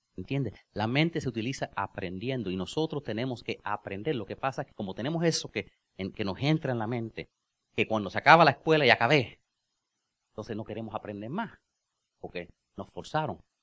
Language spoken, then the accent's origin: Spanish; United States; Spanish is a second language; yo soy gringo